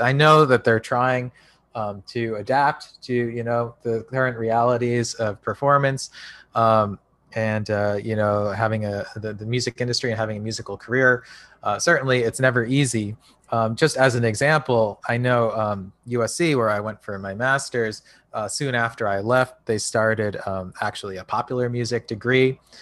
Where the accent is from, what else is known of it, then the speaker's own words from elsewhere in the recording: United States; speaking as an American